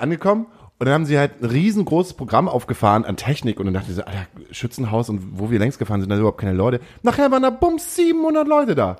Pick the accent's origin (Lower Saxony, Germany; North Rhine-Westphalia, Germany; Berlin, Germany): Lower Saxony, Germany; Himmelpforten; also born or lived in Stade; now in Hamburg, Germany; mein Vater hat einen landwirtschaftlichen Betrieb gehabt, den haben wir im Breitenwisch ähm, gehabt